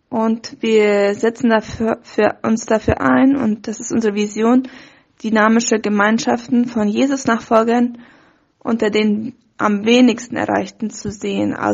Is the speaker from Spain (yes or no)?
no; Fernheim, Boquerón, Paraguay; now in Asunción, Paraguay; Ich komme ursprünglich aus Fernheim, aber wohne schon seit meinem Studium in Asunción und bin Teil von OM-Team hier in Paraguay.